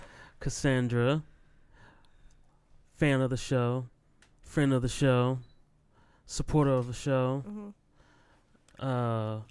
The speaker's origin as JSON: {"language": "English", "town": "Cleveland", "region": "Ohio", "country": "United States"}